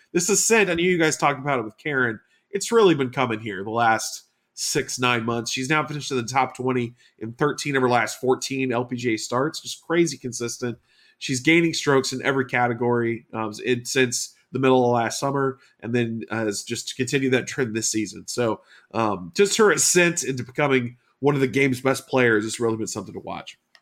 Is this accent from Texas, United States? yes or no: yes; Houston, Texas, United States; my hometown of Houston